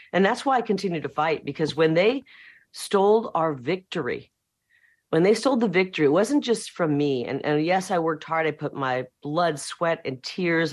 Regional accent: Iowa, United States; moved away as an adult; now in Arizona, United States; I'm from Iowa

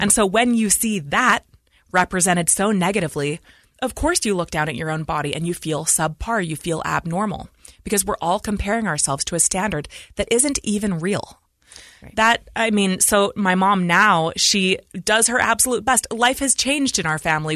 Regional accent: Idaho Falls, Idaho, United States; we were raised in Idaho Falls, Idaho.

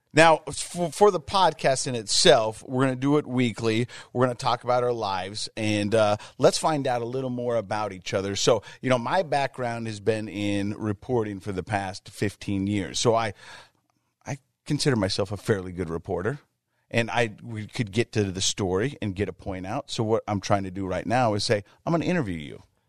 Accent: Ogden, Utah, United States; I'm from Ogden, Utah

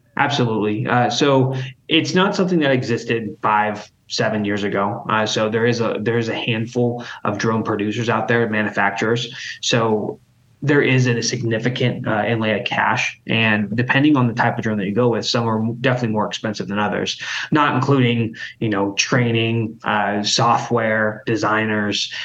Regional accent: Idaho, United States; growing up in Idaho

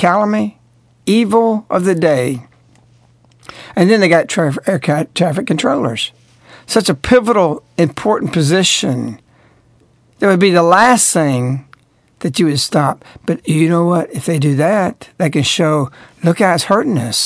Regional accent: the South, Southern United States, United States; I'm speaking as a Southerner

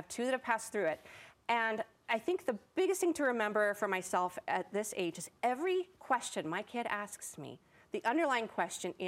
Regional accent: Salt Lake City, Utah, United States; me growing up in Salt Lake City, Utah, at Wasatch Elementary

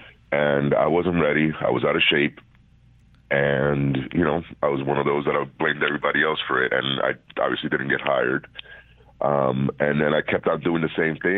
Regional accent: Puerto Rico; moved away; also born or lived in Bronx, New York, United States; I was born in New York, but I was raised in Puerto Rico.

